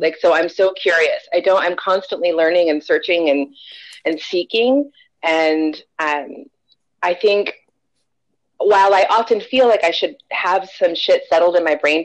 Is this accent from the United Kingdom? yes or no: no; California, United States; I am in Orange County, California. I've lived in California my whole life, north and south